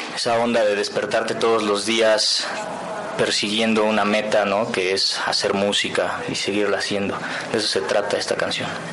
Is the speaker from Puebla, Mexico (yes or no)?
yes; Tecamachalco, Puebla, Mexico; moved away as an adult; now in Puebla, Mexico; yo soy de un lugar que se llama Tecamachalco